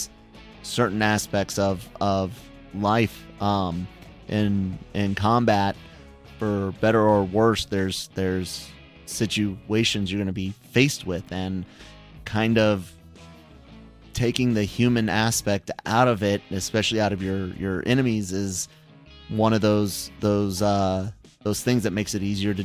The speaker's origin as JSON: {"language": "English", "country": "United States", "said": "as an American"}